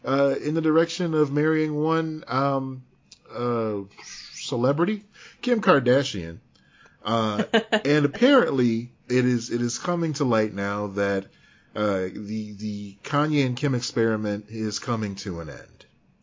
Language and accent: English; Chicago, Illinois, United States; he was a young black man growing up in Chicago just like me around the same time I was growing up.